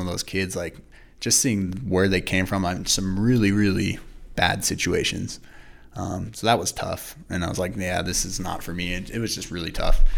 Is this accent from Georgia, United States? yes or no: no; Idaho Falls, Idaho, United States; also born or lived in California; I grew up here in Idaho Falls. I wasn't born here. I was born in California, but I grew up most of my life here in Idaho Falls